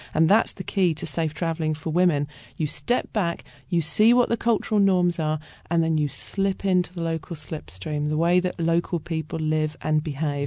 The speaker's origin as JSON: {"language": "English", "country": "United Kingdom", "tie": "born or raised there", "also_born_or_lived": "Australia", "moved": "as an adult", "lives_now": "Seattle, United States", "said": "I was brought up in Britain, but then I moved to Australia and I lived there for my twenties"}